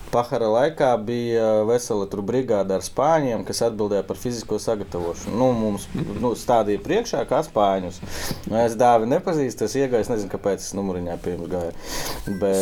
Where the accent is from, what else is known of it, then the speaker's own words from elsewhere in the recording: Ilūkste, Latvia; Mēs no Ilūkstas